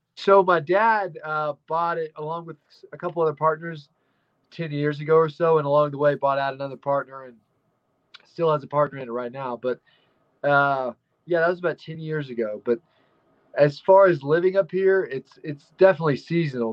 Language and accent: English; Dumas, Texas, United States; also born or lived in Blind Frog Ranch; I'm from Texas, uh, around Amarillo area, right north of there, called Dumas, Texas